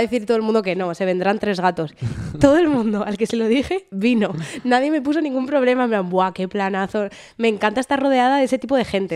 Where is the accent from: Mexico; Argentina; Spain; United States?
Spain; now in Netherlands; somos españoles